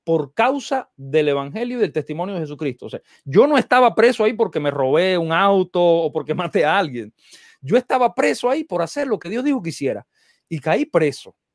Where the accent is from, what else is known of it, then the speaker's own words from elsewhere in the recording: Dominican Republic; porque yo soy dominicano, ¿eh?